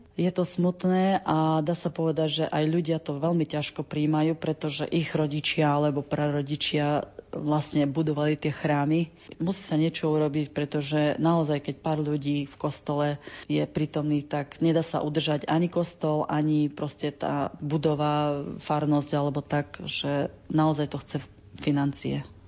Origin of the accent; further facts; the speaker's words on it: Topoľčany, Nitra Region, Slovakia; moved away as an adult; now in United States; pochádzam od Topolčian